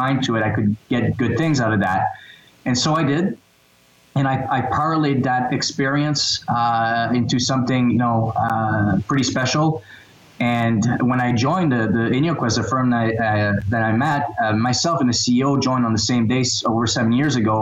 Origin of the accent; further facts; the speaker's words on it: New Brunswick, Canada; I'm from New Brunswick.